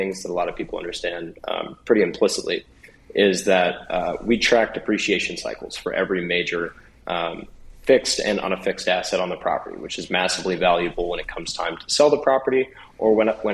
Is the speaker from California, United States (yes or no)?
no; Springfield, Missouri, United States; I'm actually from Springfield